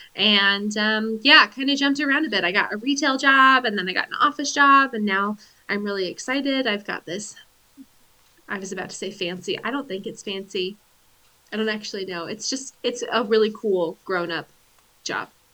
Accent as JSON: {"language": "English", "region": "Pacific Northwest", "country": "United States", "said": "from being white, from being an American, from being from the Pacific Northwest"}